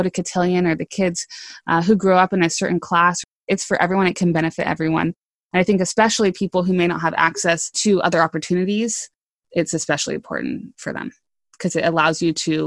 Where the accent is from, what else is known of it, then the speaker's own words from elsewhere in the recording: West Coast, United States; I grew up on the West Coast.